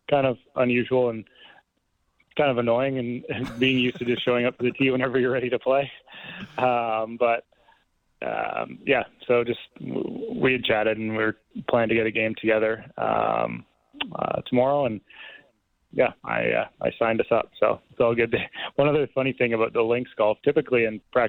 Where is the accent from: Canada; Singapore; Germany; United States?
Canada; being a Canadian